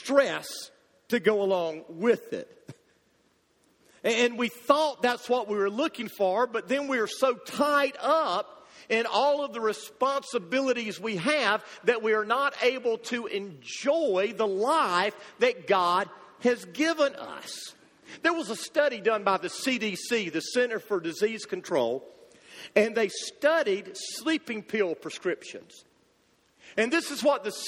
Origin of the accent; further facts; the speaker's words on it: United States; as American Christians